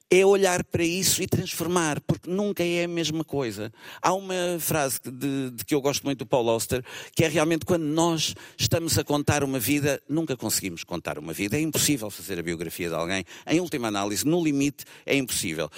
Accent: Lisbon, Portugal; sou mais de Alvalade, Entre Campos

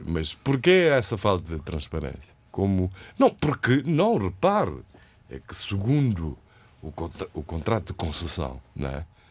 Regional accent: Praia, Santiago, Cape Verde; Eu, como, como praiense santiaguense

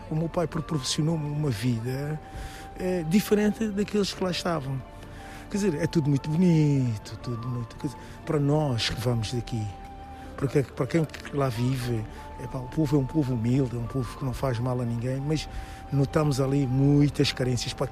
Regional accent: Trafaria, Lisbon, Portugal; also born or lived in São Tomé and Príncipe / Alfama, Lisbon; Nasci em São Tomé e Príncipe, vim para Portugal com dois anos, fui viver para Alfama, para a Rua dos Remédios, estive um ano em Alfama e depois fomos viver para a Margem Sul.

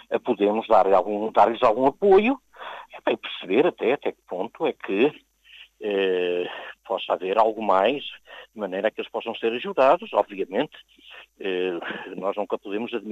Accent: Portugal; now in Luxembourg; trabalho aqui na SES já há quatro aninhos. Sou portuguesa mesmo de origem e eh, sou filha de pais imigrantes e já estou aqui no Luxemburgo desde 1973.

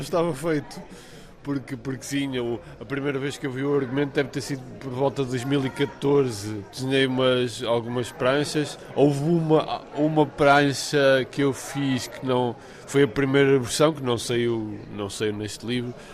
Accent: Amarante, Norte, Portugal; a minha terra, com a minha cidade, que é Amarante

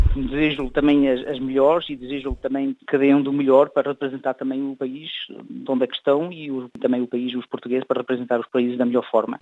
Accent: Luxembourg; eu nasci cá no Luxemburgo e fiz cá alguns estudos

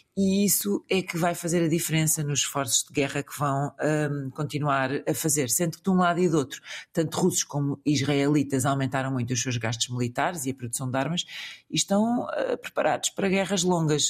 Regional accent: Portugal; que sou português

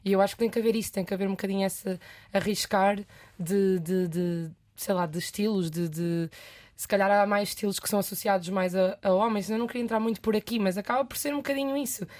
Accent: Leiria, Leiria District, Portugal; also born or lived in France; A única vaga no conservatório em Leiria, que eu sou de Leiria

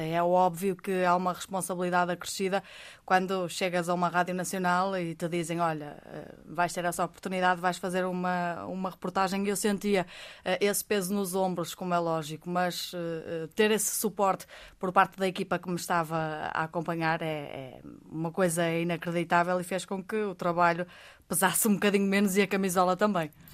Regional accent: Vila Verde, Norte, Portugal; sou de Vila Verde, sou do Baixo Minho, do coração do Minho

